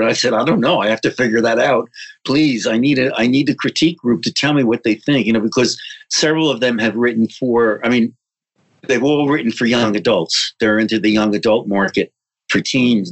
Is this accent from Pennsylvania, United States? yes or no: no; New Jersey, United States; growing up in New Jersey